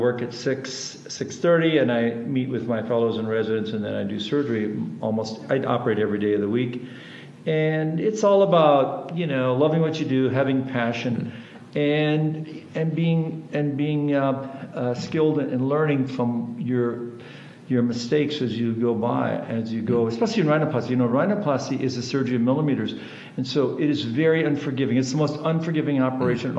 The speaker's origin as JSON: {"language": "English", "region": "North Dakota", "country": "United States", "tie": "born or raised there", "also_born_or_lived": "Houston, Texas", "second_language": "English", "moved": "yes", "said": "I grew up in a ranch in the upper Midwest in a place called North Dakota. And as a German-Russian community, I didn't speak English till I was 6"}